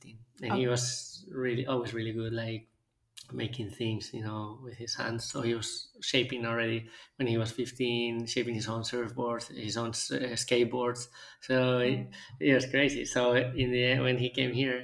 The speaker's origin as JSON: {"language": "English", "town": "Vigo", "region": "Galicia", "country": "Spain", "tie": "born or raised there", "also_born_or_lived": "Buenos Aires, Argentina", "said": "I loved growing up in Galicia. We were living in a little island like close next to Vigo"}